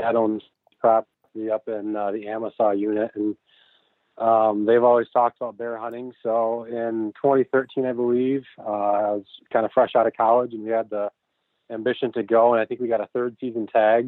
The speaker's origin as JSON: {"language": "English", "town": "Grand Rapids", "region": "Michigan", "country": "United States", "said": "I'm from Grand Rapids"}